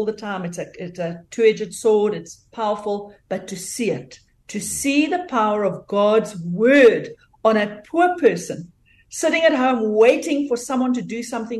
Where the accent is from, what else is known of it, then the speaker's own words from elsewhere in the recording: South Africa; moved away as an adult; now in North Georgia, United States; I am originally from South Africa.